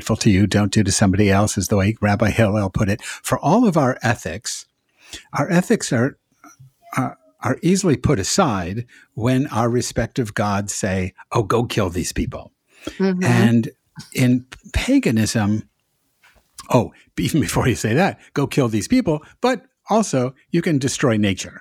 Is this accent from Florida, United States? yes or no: no; Massachusetts, United States; now in the South, United States; I'm from Massachusetts also